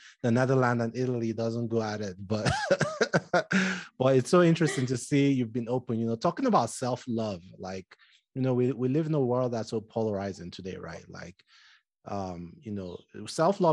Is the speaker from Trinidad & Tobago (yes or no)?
no; southern Nigeria, Nigeria; now in United States; I'm Nigerian, and, you know, I'm from Southern Nigeria